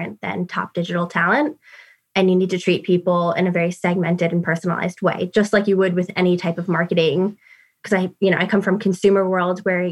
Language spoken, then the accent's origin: English; New York City, New York, United States; moved away as an adult; now in United Kingdom; as you can hear from my accent, I'm from New York City.